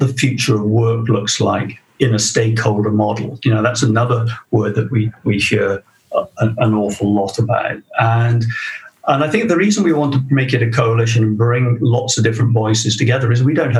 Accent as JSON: {"language": "English", "region": "South Wales", "country": "United Kingdom", "tie": "born or raised there", "said": "my hometown in South Wales. And that's South Wales, not New South Wales"}